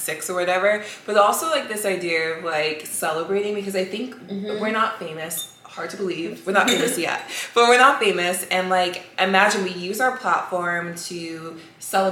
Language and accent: English; United States; also born or lived in New York; I am American